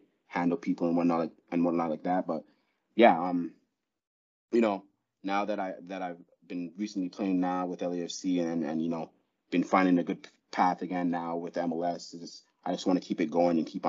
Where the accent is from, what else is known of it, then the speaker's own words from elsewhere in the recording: Toronto, Ontario, Canada; I'm from Ontario. I'm from Toronto